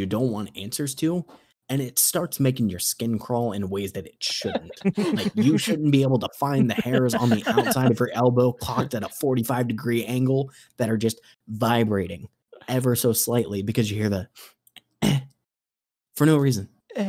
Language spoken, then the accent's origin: English; Midwest, United States; I'm from the Midwest